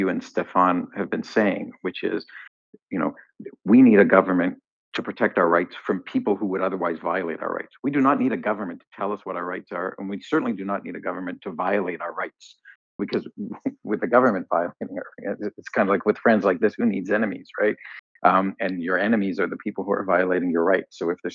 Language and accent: English; Canada; I say this as a Canadian